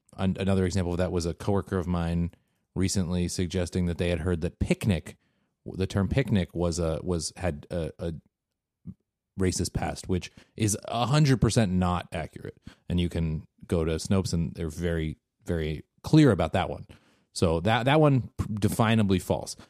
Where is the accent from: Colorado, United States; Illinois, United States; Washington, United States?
Washington, United States; Seattle; now in Bay Area, United States; growing up in Seattle